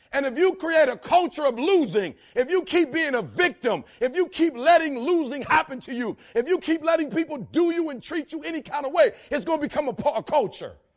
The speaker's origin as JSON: {"language": "English", "town": "Detroit", "region": "Michigan", "country": "United States", "said": "I'm from Detroit"}